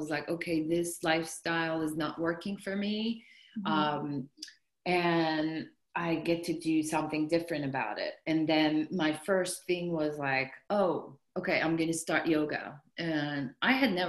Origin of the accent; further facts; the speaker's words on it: south coast of Turkey, Turkey; moved away as an adult; now in United States; I'm from Turkey, so south coast of Turkey, and then I finished university